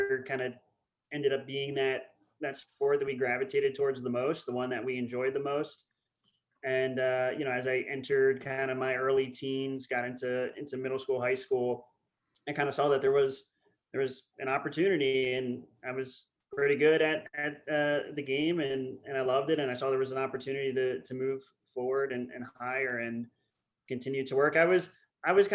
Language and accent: English; Upper Dublin, Pennsylvania, United States; moved away as an adult; also born or lived in Germany / Colorado; I grew up in Upper Dublin, as you said. Kind of lived there most of my childhood